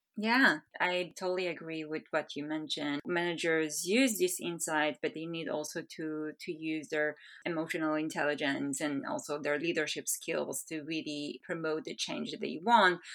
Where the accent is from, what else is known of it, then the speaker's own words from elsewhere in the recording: Israel; moved away as an adult; now in Bay Area, United States; I'm originally from Israel. I relocated to the Bay Area last November